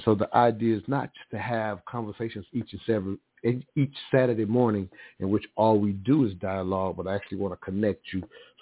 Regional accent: United States; growing up in America, born and raised here

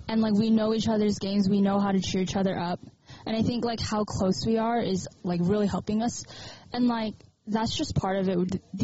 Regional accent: Southern California, United States; I'm from SoCal

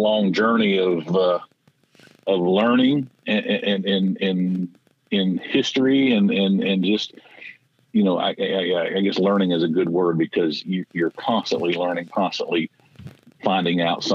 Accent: Tennessee, United States; I am from Tennessee

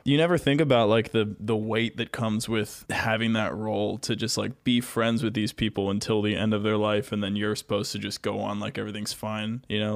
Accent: United States; being an American

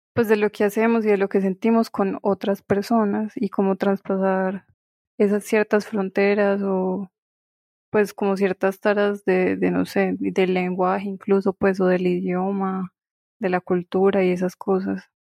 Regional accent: Pereira, Risaralda, Colombia; soy de Pereira

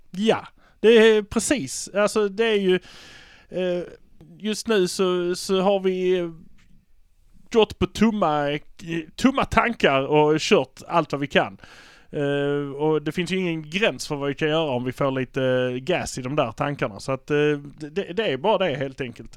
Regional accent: Malmö, Skåne, Sweden; vi är från Malmö

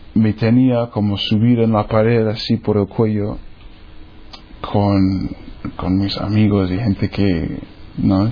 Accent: New Hampshire, United States; Spanish is a second language; moved away; soy de los Estados Unidos. New Hampshire está por el norte en un grupo de estados pequeños que se llama Nueva Inglaterra

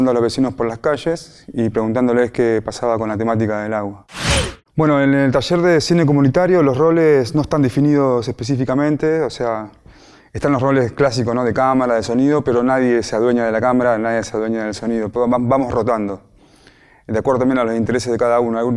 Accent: General Conesa, Río Negro, Argentina; soy de General Conesa

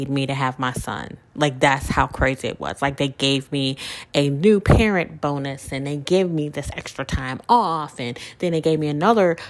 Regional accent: Mississippi, United States; now in Louisiana, United States; I'm originally from Mississippi, but Louisiana is where my work history, my adult life has been

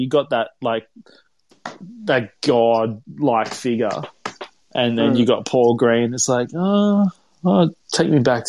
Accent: Queensland, Australia; as a Queenslander

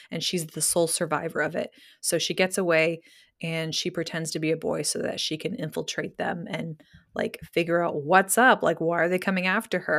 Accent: Georgia, United States; accent: Californian; also born or lived in Connecticut; we moved to Georgia when I was 10, and so I tell everyone I'm from Georgia, but people are like, where's your accent? And I'm like, oh, well, my parents are from California, and that's why I sound like them.

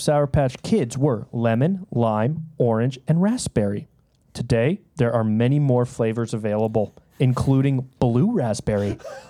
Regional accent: Canada; we're all Canadian. We're all made in Canada.

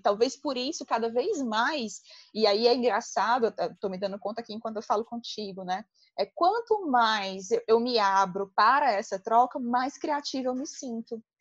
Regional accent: Ceará, Brazil; eu sou muito orgulhosa da minha terra, muito orgulhosa do meu povo

